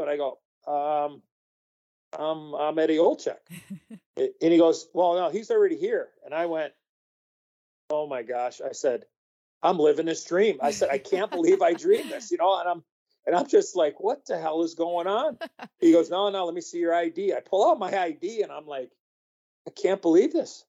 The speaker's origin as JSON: {"language": "English", "town": "Chicago", "region": "Illinois", "country": "United States", "tie": "born or raised there", "said": "I grew up in Chicago"}